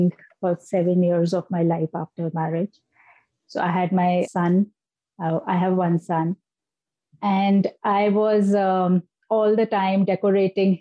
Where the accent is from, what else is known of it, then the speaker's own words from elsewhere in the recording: India; now in Delhi, India; my hometown is someplace else, which is known for marble city of the entire country, because we have beautiful marble rocks and a river flowing from the middle of the marble rocks